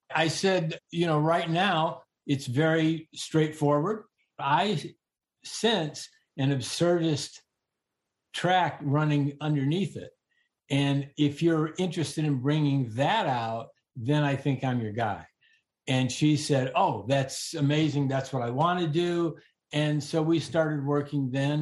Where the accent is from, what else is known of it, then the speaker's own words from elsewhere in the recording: Northern Illinois, United States; also born or lived in Arkansas; I was raised in Northern Illinois